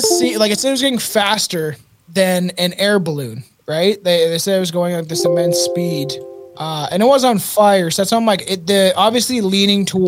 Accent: Canada; as a Canadian

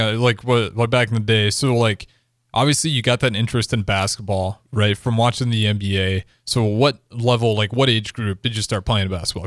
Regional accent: Northeast Nebraska, United States; I'm from Northeast Nebraska

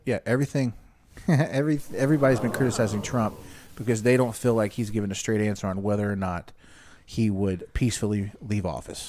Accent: United States; as an American

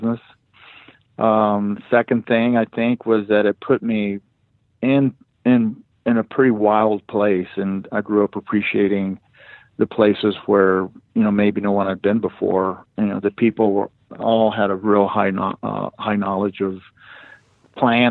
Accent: Mexico; first language Spanish; English is a second language; moved away; I was raised on a large ranch in old Mexico, south of Eagle Pass, which is south of San Antonio, Texas, about 150 miles in the Sierra Madres

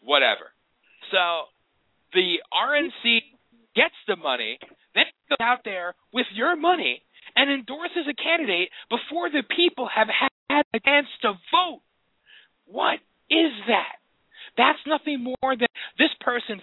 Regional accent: Pennsylvania, United States; I come from Pennsylvania

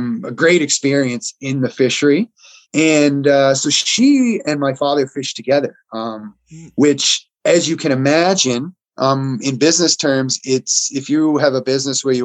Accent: Prince Edward Island, Canada; here in Prince Edward Island

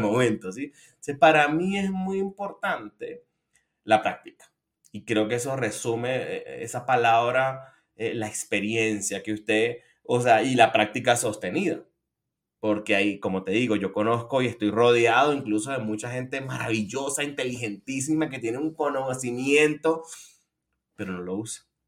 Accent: Venezuela; moved away as an adult; now in Colombia; soy venezolano y vivo en Colombia desde hace unos ocho añitos

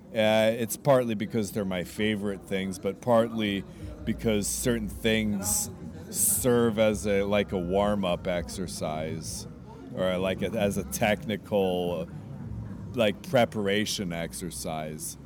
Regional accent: Vancouver, British Columbia, Canada; also born or lived in Montreal, Canada / United States / India; now in Crete, Greece; I'm from Canada. I was uh, born in Canada, born in Montreal, raised in Vancouver.

